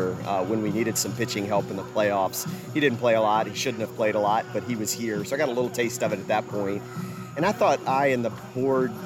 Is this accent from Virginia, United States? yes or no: yes; Richmond, Virginia, United States; moved away; I grew up in Richmond, Virginia, the early years of my life.